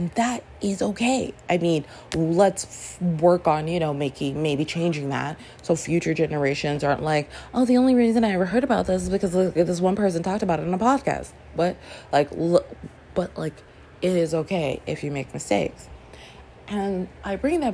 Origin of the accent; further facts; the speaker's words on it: Toronto, Ontario, Canada; moved away as an adult; also born or lived in Brooklyn, New York City, United States; now in New York City, United States; we moved as a family to Toronto. So I grew up in and I was five. So I grew up in Canada